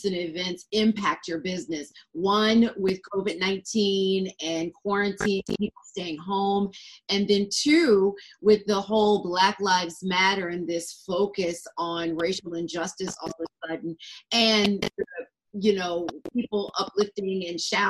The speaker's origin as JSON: {"language": "English", "town": "Atlanta", "region": "Georgia", "country": "United States", "also_born_or_lived": "Harlem, New York", "moved": "yes", "lives_now": "New York, United States", "said": "I live in New York now, but I used to live in Atlanta. I'm from Atlanta"}